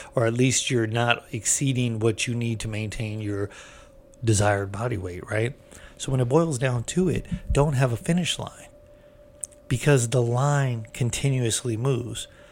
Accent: California, United States; I'm from California

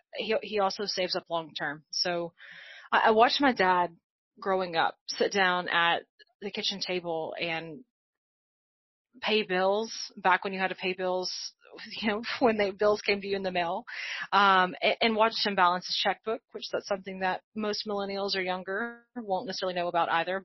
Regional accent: Arkansas, United States; moved away as an adult; also born or lived in New Orleans, United States; now in Atlanta, United States; I, I grew up in Arkansas, and so I uh, really lived most of my life in Arkansas until um, I relocated to New Orleans for a large part part, part of my 20s

